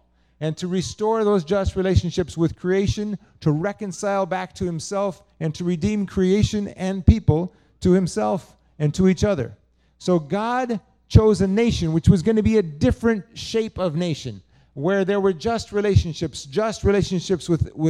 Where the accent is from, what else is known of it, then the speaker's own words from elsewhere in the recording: United States; my being American